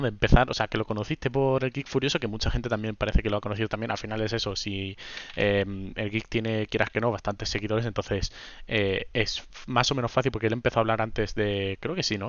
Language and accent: Spanish; Region of Murcia, Spain; yo soy de Murcia, de, concretamente de una ciudad de, la región de Murcia